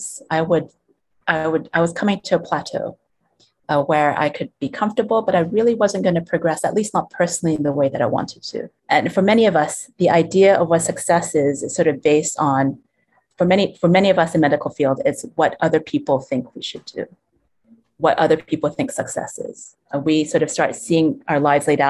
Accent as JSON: {"language": "English", "country": "Hong Kong", "tie": "born or raised there", "also_born_or_lived": "United States / Europe", "moved": "yes", "lives_now": "Blantyre, Malawi", "said": "I grew up in Hong Kong, and also schooled in the States as well as in Europe"}